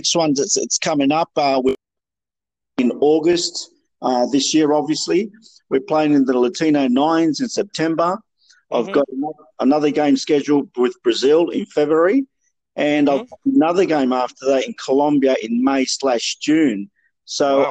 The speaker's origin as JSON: {"language": "English", "town": "Sydney", "region": "New South Wales", "country": "Australia", "tie": "born or raised there", "also_born_or_lived": "Peru", "moved": "as an adult", "lives_now": "Melbourne, Australia", "said": "originally from Sydney most of my life"}